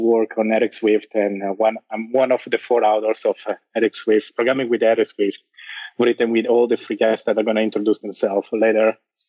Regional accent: Switzerland; also born or lived in Brazil; I'm from Switzerland. I was born in Brazil. I'm a software engineer here in Switzerland

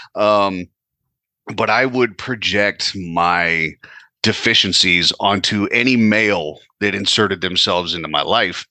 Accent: California, United States; moved away as an adult; now in New Jersey, United States; Currently, I am in New Jersey, uh, but I was born and raised out in California.

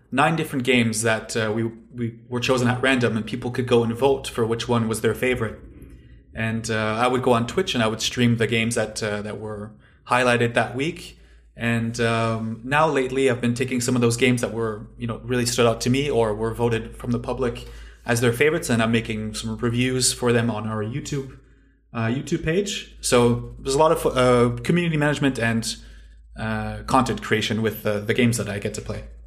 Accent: Canada; moved away as an adult; now in Finland; I'm originally from Canada, but I'm living now in Finland, uh, for the last few years.

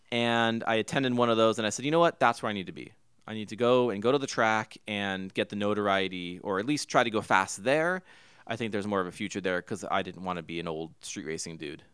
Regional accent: Huntington Beach, California, United States; I grew up in Huntington Beach, California

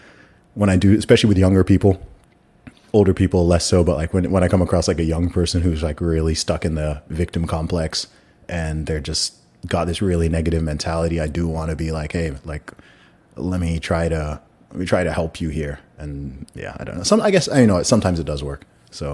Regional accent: Saudi Arabia; accent: American; I grew up in Saudi Arabia. I went to an American school. Like, this is just how I talk. I'm not going to sound like … or …. Like, I didn't grow up in London.

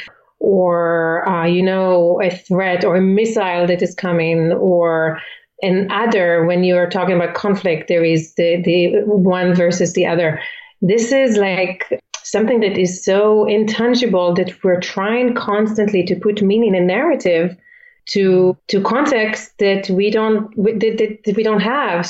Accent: Israel; moved away as an adult; also born or lived in Philippines; now in United States; I'm originally from Israel

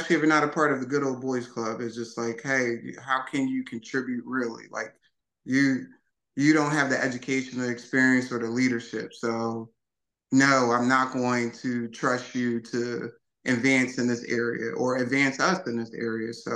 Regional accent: Philadelphia, Pennsylvania, United States; moved away; also born or lived in Wilmington, Delaware; Born and raised West Philly.

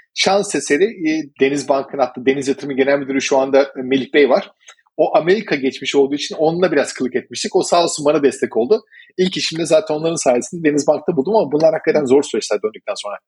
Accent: Turkey; also born or lived in Malta

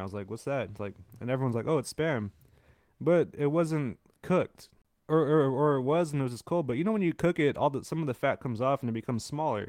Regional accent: San Francisco, California, United States; I'm born in raised in San Francisco

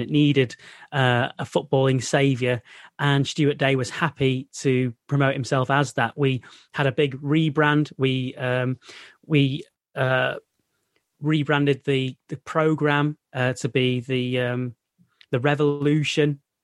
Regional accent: Middleton, North West England, United Kingdom; I'm actually from Middleton, which is, I've mentioned, yeah, North Manchester.

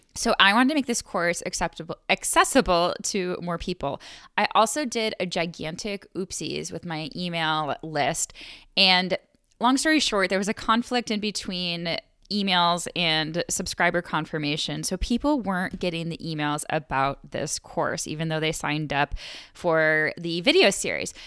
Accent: Buffalo, New York, United States; I'm from Buffalo

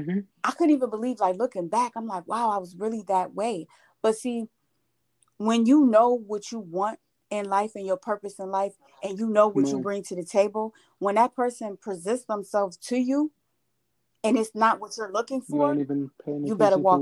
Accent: Buffalo, New York, United States; moved away as an adult; now in Georgia, United States; I'm from Buffalo, New York

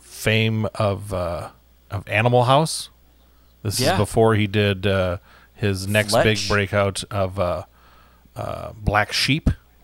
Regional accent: United States; I'm American.

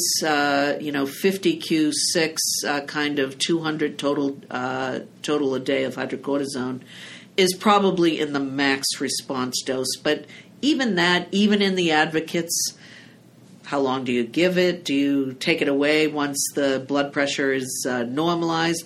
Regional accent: Salem, Massachusetts, United States; from Salem, Massachusetts

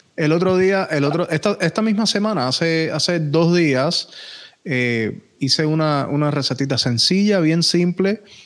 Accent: Puerto Rico; also born or lived in North Miami, Florida, United States; now in Miami, United States; técnicamente nací aquí en, North Miami, pero me crié en Puerto Rico

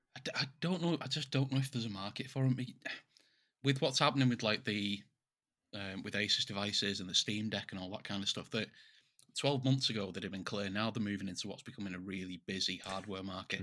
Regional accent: England, United Kingdom; we're English

